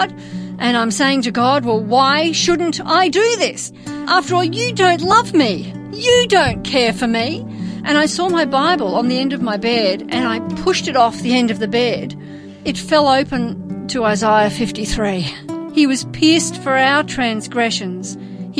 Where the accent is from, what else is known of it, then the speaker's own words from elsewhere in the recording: Melbourne, Victoria, Australia; I was born and raised in Melbourne.